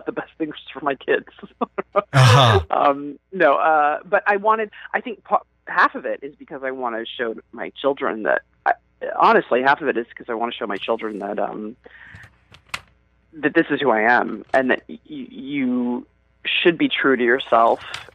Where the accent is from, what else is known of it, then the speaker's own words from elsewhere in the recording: Atlanta, Georgia, United States; growing up in Atlanta